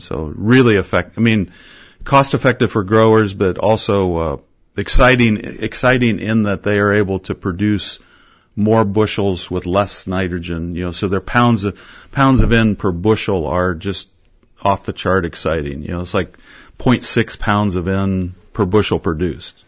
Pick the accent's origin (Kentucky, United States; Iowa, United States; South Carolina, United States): Iowa, United States; Fairfield; Southeast Iowa, Fairfield.